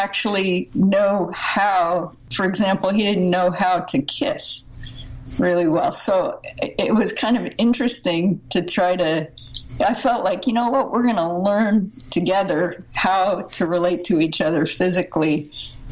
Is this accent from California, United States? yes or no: yes; Southern California, United States; I grew up in America, in fact, in Southern California, in a total Christian cocoon